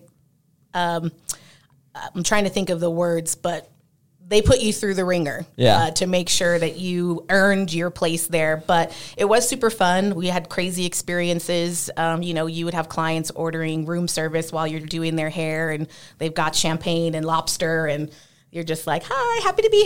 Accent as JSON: {"language": "English", "region": "California", "country": "United States", "also_born_or_lived": "Las Vegas, Nevada", "said": "I am originally from California"}